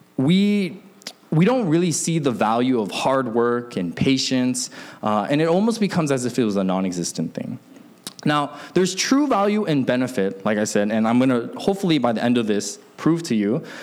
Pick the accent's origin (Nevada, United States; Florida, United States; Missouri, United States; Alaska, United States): Alaska, United States; also born or lived in Seattle, Washington; I grew up in Alaska, but I was born in Seattle